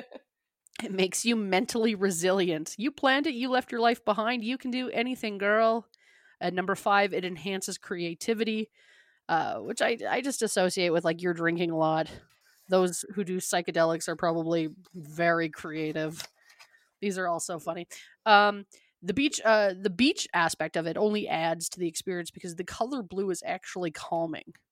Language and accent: English; Calgary, Alberta, Canada; growing up in Canada and, uh, uh, Calgary specific, always cold, always snowing